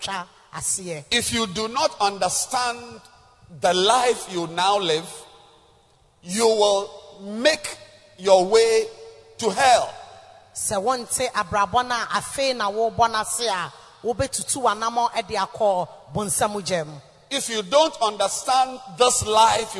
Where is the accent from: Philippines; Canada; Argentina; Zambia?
Zambia; moved away; I came from Zambia